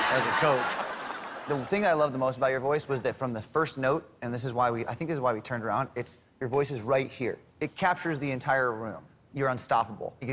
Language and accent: English; Kernersville, North Carolina, United States; I'm 21 years old, and I'm from Kernersville, North Carolina.